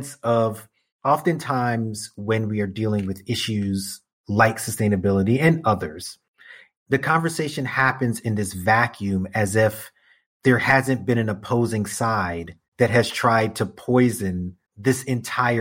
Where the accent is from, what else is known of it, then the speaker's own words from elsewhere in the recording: New York City, New York, United States; my entire lifetime as a New Yorker